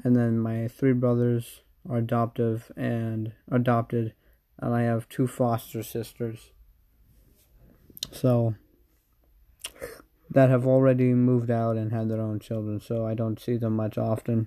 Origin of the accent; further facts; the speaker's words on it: United States; I'm American